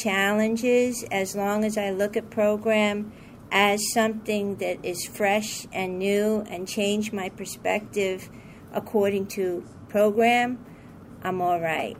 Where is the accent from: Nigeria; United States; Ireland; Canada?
United States; New York; I'm from New York